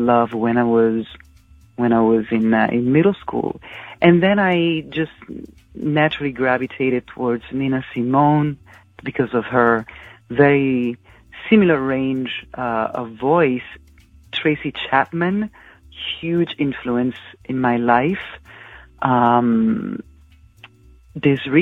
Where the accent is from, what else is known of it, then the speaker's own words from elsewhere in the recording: Terni, Umbria, Italy; moved away as an adult; now in United States; I was born in Italy, in a small industrial city called Terni, which is in the middle region of Umbria. My city is about an hour from Rome, and I was born and raised there.